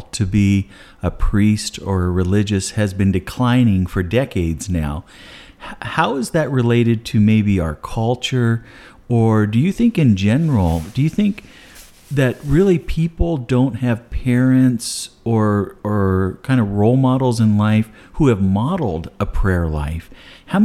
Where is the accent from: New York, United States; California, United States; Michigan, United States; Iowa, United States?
California, United States; Sacramento; now in Idaho, United States; I'm from the Sacramento Diocese